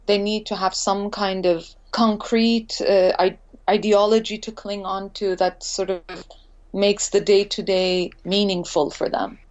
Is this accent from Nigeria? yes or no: no; India; also born or lived in Montreal, Canada; now in Los Angeles, United States; growing up in India